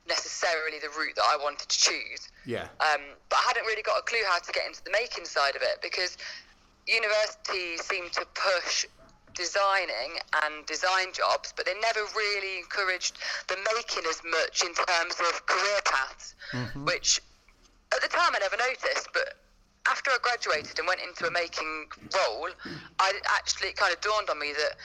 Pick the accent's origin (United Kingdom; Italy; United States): United Kingdom; Leicester, East Midlands; moved away as an adult; also born or lived in London; So I am originally from the Midlands, from Leicester.